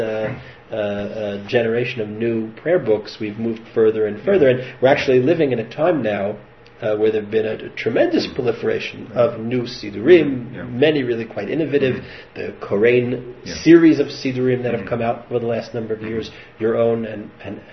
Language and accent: English; United States; moved away; when I was a kid growing up in the United States